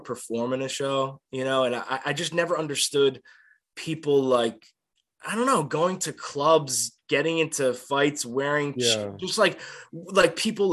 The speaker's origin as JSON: {"language": "English", "region": "New Jersey", "country": "United States", "tie": "born or raised there", "moved": "yes", "said": "I grew up in New Jersey"}